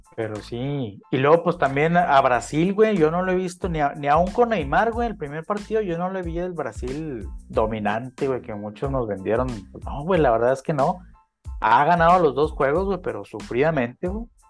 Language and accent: Spanish; Mexico; me sentí yo como mexicano ofendido